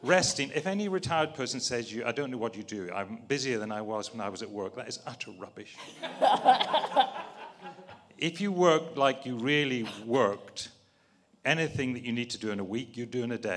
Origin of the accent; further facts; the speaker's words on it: Northern Ireland, United Kingdom; I was brought up as a Scottish Covenanter in a farm in Northern Ireland